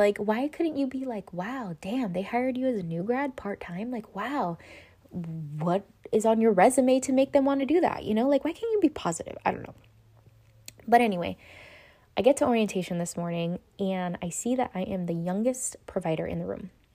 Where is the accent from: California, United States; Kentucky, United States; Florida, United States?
California, United States; Los Angeles; White Memorial? That's where I was born